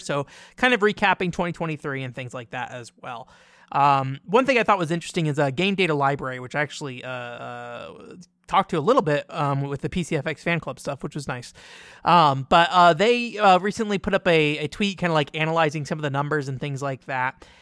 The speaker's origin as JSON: {"language": "English", "country": "United States", "said": "I'm a very like loudmouthed American"}